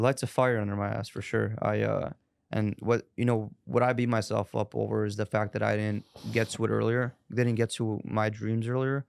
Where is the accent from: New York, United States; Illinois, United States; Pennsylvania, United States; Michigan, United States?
Illinois, United States; Chicago; born and raised in Chicago